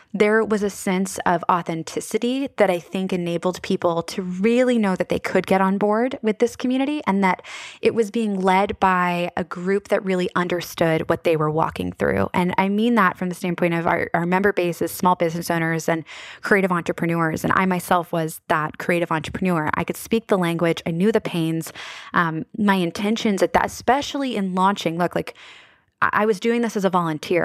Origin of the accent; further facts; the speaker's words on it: Annapolis, Maryland, United States; my hometown of Annapolis